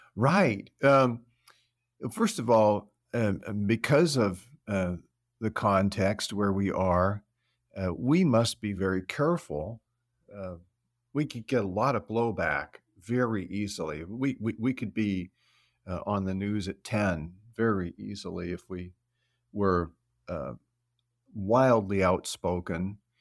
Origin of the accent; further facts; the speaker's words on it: California, United States; moved away as an adult; now in Forest Park, United States; We're originally from California